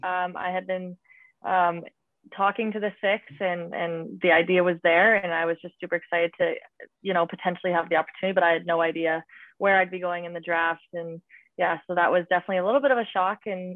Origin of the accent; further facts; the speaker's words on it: Boston, Massachusetts, United States; now in Toronto, California, United States; considering I came from Boston, and I know quite a few girls on the Boston Pride team.